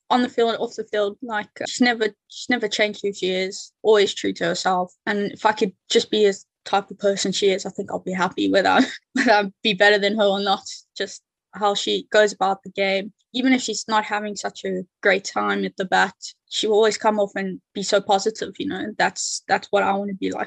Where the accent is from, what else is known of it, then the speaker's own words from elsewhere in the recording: South Africa; now in United Kingdom; when I was growing up in South Africa